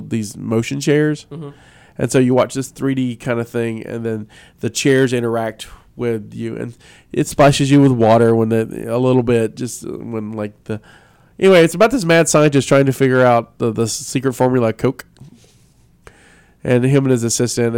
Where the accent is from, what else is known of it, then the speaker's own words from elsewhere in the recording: Alabama, United States; now in West Virginia, United States; I was raised in Alabama.